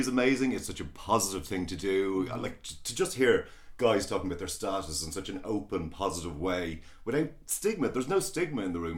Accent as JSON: {"language": "English", "region": "Midlands", "country": "Ireland", "tie": "born or raised there", "moved": "as an adult", "lives_now": "Dublin, Ireland", "said": "I was born in Dublin. My folks moved down the country, down to the Midlands. And of course I came dashing back up here as like a gay 18, 19 year old"}